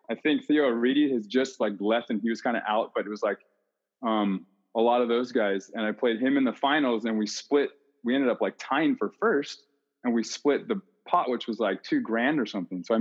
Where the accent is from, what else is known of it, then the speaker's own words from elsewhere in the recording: Hawaii, United States; I mean, I I grew up in Hawaii and I never rarely played on those courts.